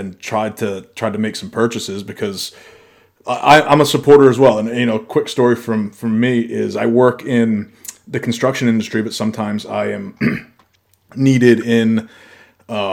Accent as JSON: {"language": "English", "region": "Maine", "country": "United States", "tie": "born or raised there", "moved": "yes", "said": "I'm from Maine. I go to school with a shotgun in my back window of my pickup."}